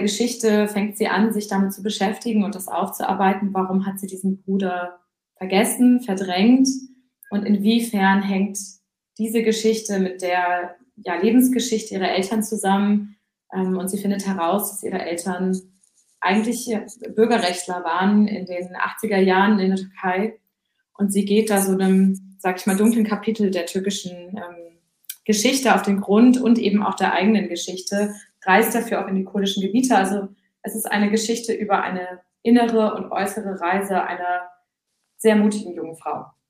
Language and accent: German; Husum, Schleswig-Holstein, Germany; also born or lived in Hamburg; ich bin äh, in, äh, in Husum aufgewachsen, aber die ersten drei Jahre auch in Hamburg